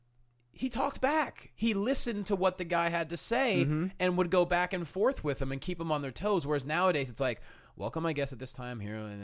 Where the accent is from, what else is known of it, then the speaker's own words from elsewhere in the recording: Pennsylvania, United States; No, I'm from Pennsylvania.